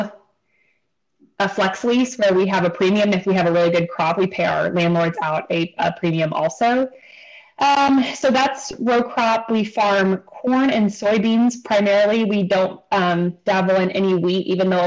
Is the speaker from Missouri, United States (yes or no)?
yes; Northeast Missouri, United States; I am born and raised in Northeast Missouri